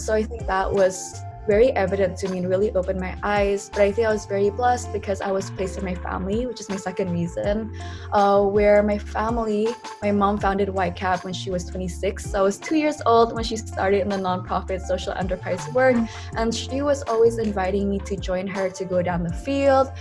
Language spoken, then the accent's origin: English; Jakarta, Indonesia; moved away as an adult; also born or lived in Berkeley, California; I grew up in Jakarta, Indonesia